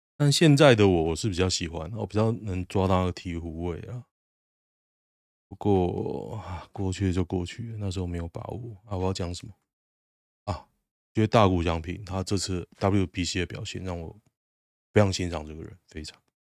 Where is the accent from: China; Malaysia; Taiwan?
Taiwan; Taoyuan; 离我老家超近的，离我外婆家大概五十公尺吧，就是那么近哦。我常常经过那边哦，真的很酷。我小学上课的路，必经之路